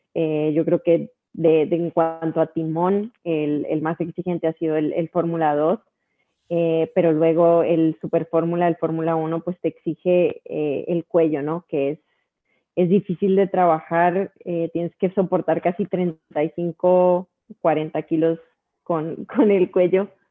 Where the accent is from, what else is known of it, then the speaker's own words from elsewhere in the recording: Colombia; de Colombia